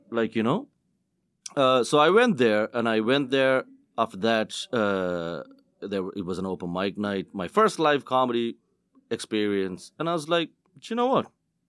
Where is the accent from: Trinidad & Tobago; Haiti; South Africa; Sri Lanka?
Sri Lanka; English is a second language; moved away as an adult; now in Vienna, Austria; Okay, so I came to Europe from Sri Lanka in 2014.